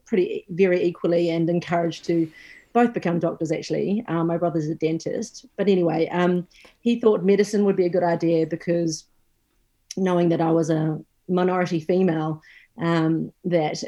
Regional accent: New Zealand; moved away; I'm actually originally from New Zealand

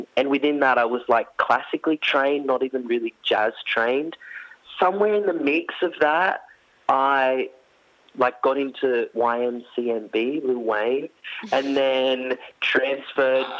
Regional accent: Orange, New South Wales, Australia; growing up in Orange, like regional Australia

